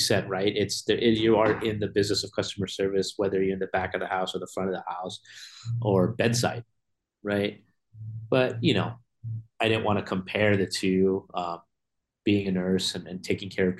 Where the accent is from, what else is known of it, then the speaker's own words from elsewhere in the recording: Bay Area, California, United States; also born or lived in Connecticut; I'm originally from the Bay Area. I was born on the East Coast in Connecticut on a submarine base, and then I moved to the Bay Area when I was like around two to three years old